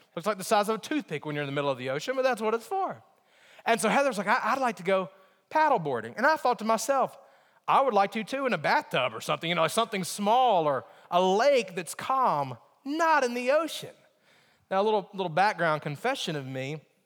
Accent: Alabama, United States; moved away; also born or lived in Virginia; my mentality growing up in Alabama

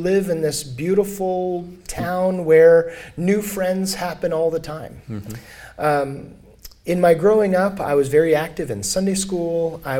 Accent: El Paso, Texas, United States; Growing up in El Paso, it's a border town.

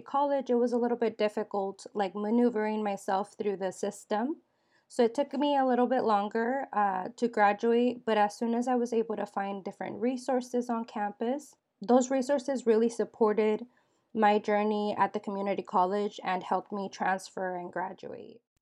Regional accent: Dixon, California, United States; I grew up in Dixon, California

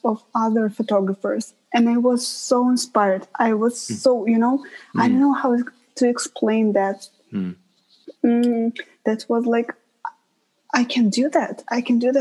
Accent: Russia; moved away as an adult; also born or lived in Winnipeg, Canada; now in Toronto, Canada; my hometown is right on the border with Ukraine

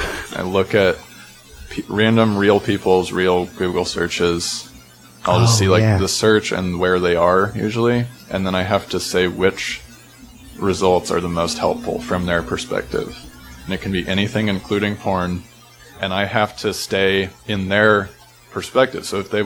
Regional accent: Lawrence, Kansas, United States; Lawrence, Kansas.

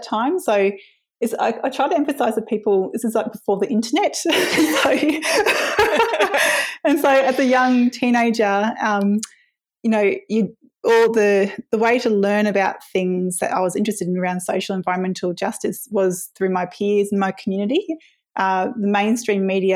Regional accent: Brisbane, Queensland, Australia; now in Hobart, Australia; I originally come from Meanjin in Brisbane, where I grew up in West End, Kurilpa, on a herb nursery that my dad ran

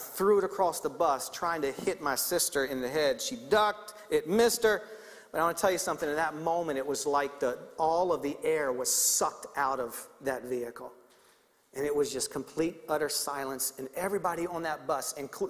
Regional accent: Baltimore, Maryland, United States; moved away; Baltimore, Maryland, which is where I grew up

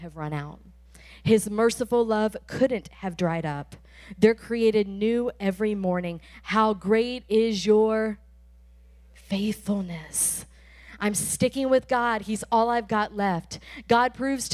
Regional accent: Tampa, Florida, United States; We are from Tampa Bay

